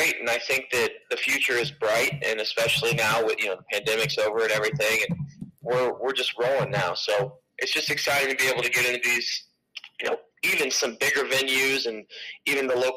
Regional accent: Altoona, Iowa, United States; So I'm from Altoona, Iowa, which is just, it's where Adventureland is, and people know where that's at. Right there on the east side of Des Moines. So over there in Altoona, and so I grew up there

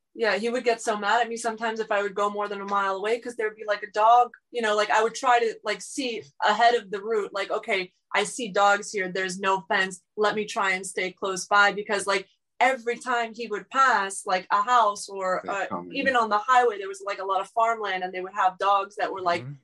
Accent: South Florida, United States; I grew up in, you know, the United States, like I grew up in South Florida

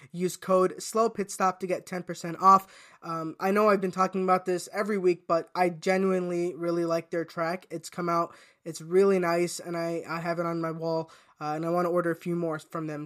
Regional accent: United States; I, as an American

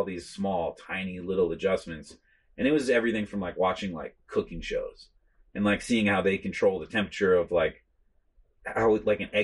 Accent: East Coast, United States; moved away; also born or lived in New York / Maine; I come from the East Coast. Like I'm not from California

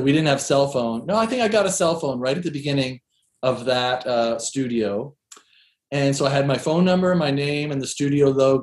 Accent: Seattle, Washington, United States; moved away as an adult; also born or lived in East Coast, United States / New York; I grew up in Seattle and I moved to New York around the end of the 90s

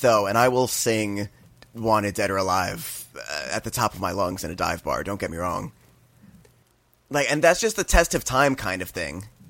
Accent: New Jersey, United States; growing up in New Jersey

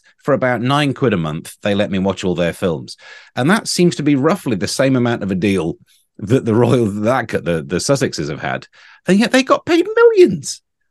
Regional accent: East Midlands, United Kingdom; when I was a child growing up in Nottinghamshire, the Queen drove through my town and we were taken from the school to wave at a car.

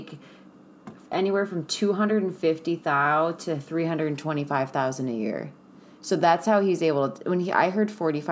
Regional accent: Midwest, United States; I'm from the Midwest

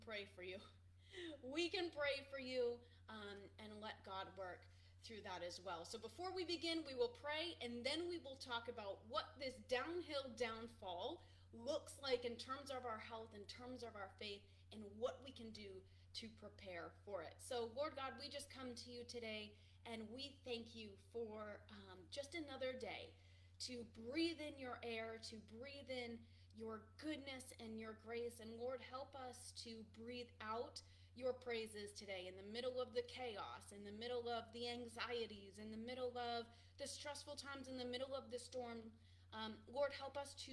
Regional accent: Boston, Massachusetts, United States; I'm from Boston

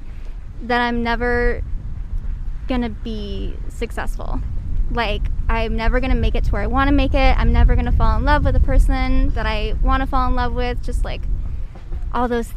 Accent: Midwest, United States; moved away; also born or lived in Indiana; I'm from the Midwest

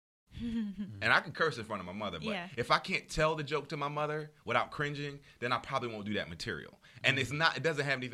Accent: Camden, New Jersey, United States; moved away; I'm from Camden, New Jersey.

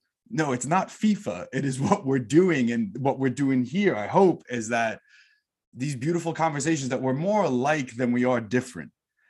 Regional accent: New York City, New York, United States; I'm from New York City

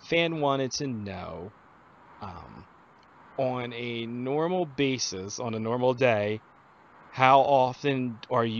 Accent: Philadelphia, Pennsylvania, United States; I'm from the Philadelphia area

